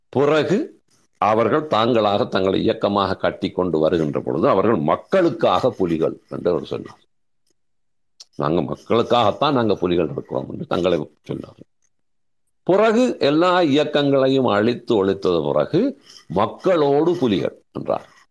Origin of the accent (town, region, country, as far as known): Sri Lanka